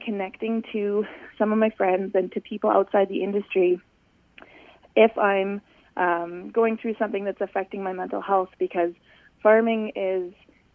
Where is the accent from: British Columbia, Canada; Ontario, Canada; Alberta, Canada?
Alberta, Canada; Calgary; moved away as an adult; now in Saskatchewan, Canada; I grew up in Calgary, Alberta, which is quite a large city